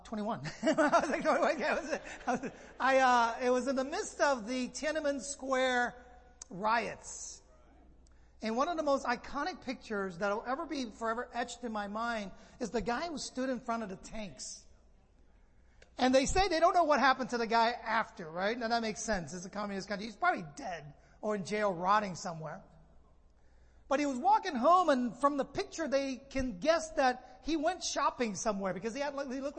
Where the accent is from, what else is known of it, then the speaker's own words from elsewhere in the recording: San Francisco, California, United States; moved away as an adult; now in Los Angeles, United States; I grew up in the Bay Area in San Francisco